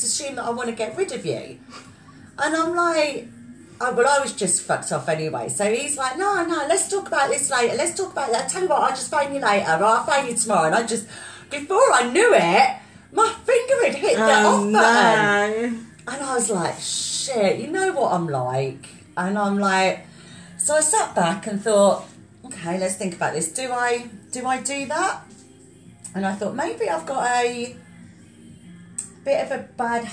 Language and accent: English; South Africa; I'm South African